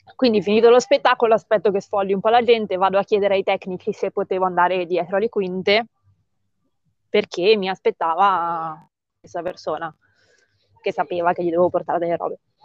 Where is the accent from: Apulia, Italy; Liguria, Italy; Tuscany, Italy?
Liguria, Italy; Sanremo; sono di Sanremo e vivo in un paesino nell'entroterra